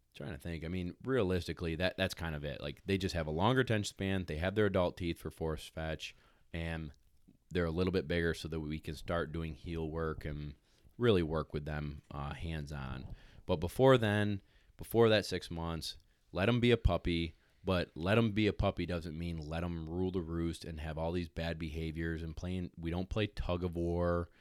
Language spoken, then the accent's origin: English; New York, United States; also born or lived in South Carolina; I'm from New York